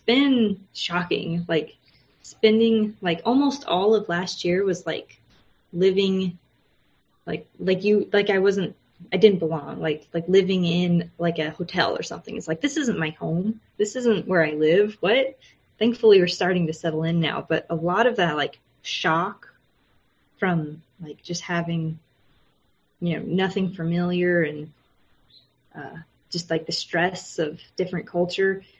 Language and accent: English; United States; moved away as an adult; now in Japan; I'm American